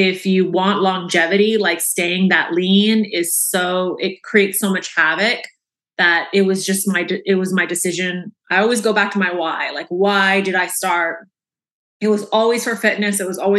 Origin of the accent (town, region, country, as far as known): Orlando, Florida, United States; born or raised there